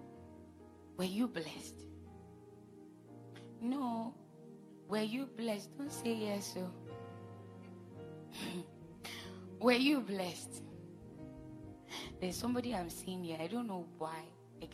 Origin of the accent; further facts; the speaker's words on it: Jos, Plateau, Nigeria; I was born in Jos, so you can as well call me a Northerner